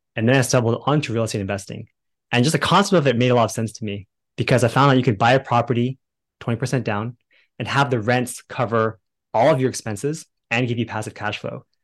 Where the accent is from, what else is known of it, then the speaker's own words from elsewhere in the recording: Bay Area, California, United States; now in Dallas, United States; right now we live in Dallas, Texas, but originally we were from the Bay Area in California